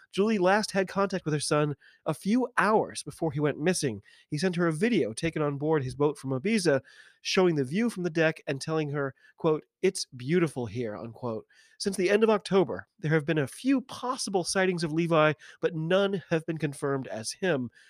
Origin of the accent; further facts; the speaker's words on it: United States; I'm an American